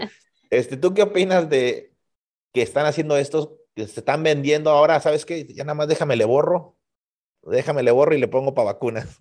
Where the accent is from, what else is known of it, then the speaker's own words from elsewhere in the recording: Tampico, Tamaulipas, Mexico; tuvimos en la ciudad de Tampico, Tamaulipas, de donde yo soy originario